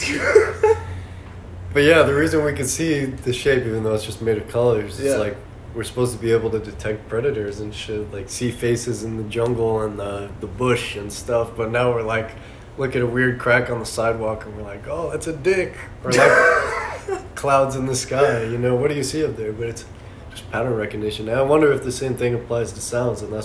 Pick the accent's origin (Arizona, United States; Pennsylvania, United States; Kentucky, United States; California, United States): Arizona, United States; Tucson; I've been out in Tucson